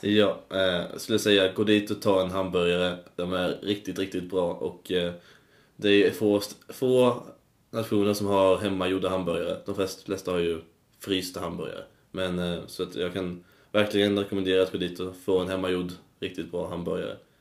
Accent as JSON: {"language": "Swedish", "town": "Karlshamn", "region": "Blekinge", "country": "Sweden", "moved": "yes", "lives_now": "Uppsala, Sweden", "said": "jag är då från Blekinge. Det är en stad"}